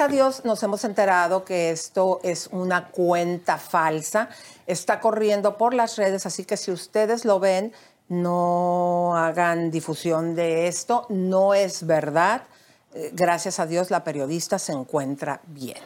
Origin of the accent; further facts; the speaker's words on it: Mexico; como mexicana